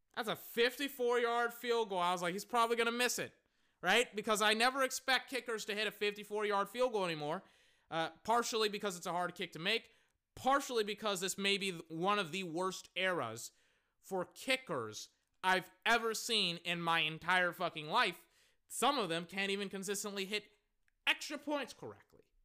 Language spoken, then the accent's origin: English; Texas, United States; I'm from Texas, so I know a lot of Spanish speakers